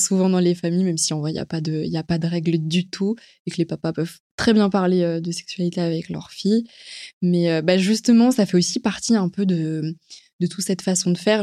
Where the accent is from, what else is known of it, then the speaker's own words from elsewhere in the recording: Paris, Île-de-France, France; je suis une Parisienne